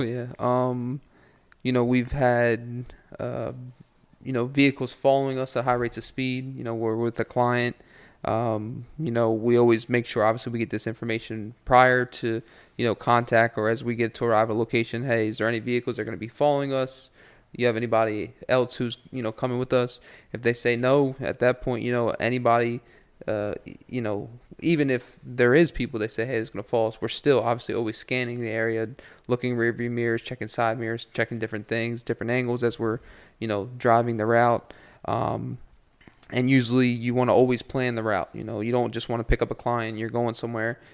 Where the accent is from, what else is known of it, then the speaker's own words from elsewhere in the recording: Ocean City, Maryland, United States; also born or lived in Hanover, Pennsylvania; I was born in Hanover, Pennsylvania, uh, grew up in Ocean City, Maryland